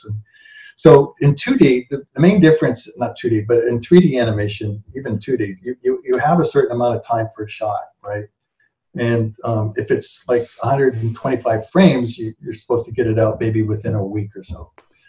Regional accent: Toronto, Ontario, Canada; moved away as an adult; I spoke English in Toronto.

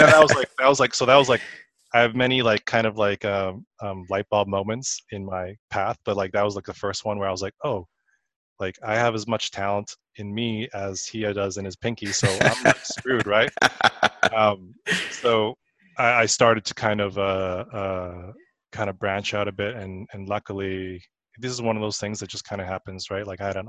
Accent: Saskatoon, Saskatchewan, Canada; moved away as an adult; also born or lived in Vancouver / Illinois; now in Los Angeles, United States; Yeah, I'm originally from Canada and born and raised up there.

